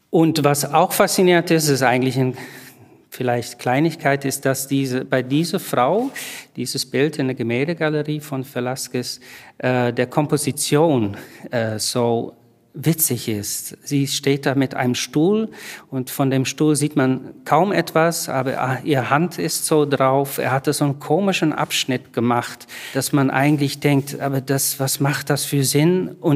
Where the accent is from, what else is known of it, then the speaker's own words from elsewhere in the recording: Netherlands; now in Berlin, Germany; Ich komme aus Holland, wohne aber lange schon in Berlin